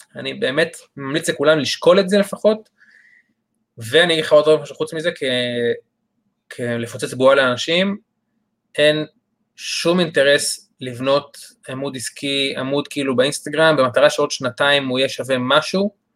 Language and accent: Hebrew; Re'im, Southern District, Israel; אני במקור מקיבוץ רעים